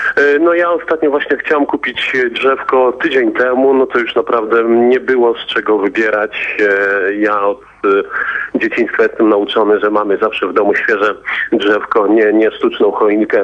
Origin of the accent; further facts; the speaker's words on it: Poland; now in United States; jak wygląda to u nas w Europie, w Polsce